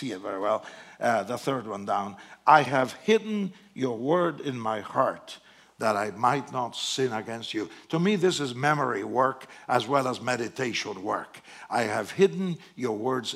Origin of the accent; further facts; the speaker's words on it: Argentina; English is a second language; moved away as an adult; now in United States; I'm from Argentina.